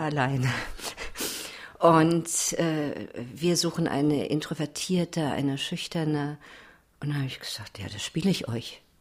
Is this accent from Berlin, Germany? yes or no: yes; Berlin, Germany; bin ja Berlinerin